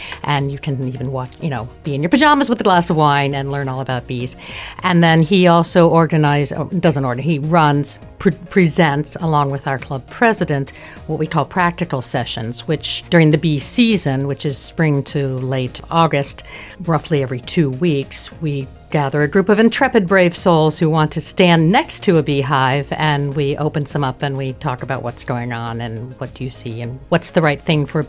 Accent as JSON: {"language": "English", "country": "United States", "lives_now": "Luxembourg", "said": "Okay, well, I'm American, and I've been living in Luxembourg since 2010, which is the longest I've lived anywhere in my life"}